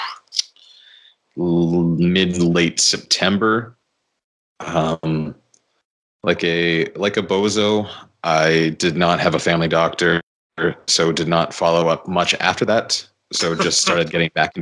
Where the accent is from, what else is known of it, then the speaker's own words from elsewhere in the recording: Victoria, British Columbia, Canada; my hometown of Victoria